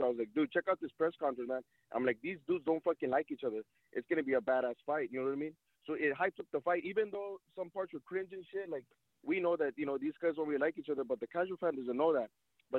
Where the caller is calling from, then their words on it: Texas, United States; I'm calling from Texas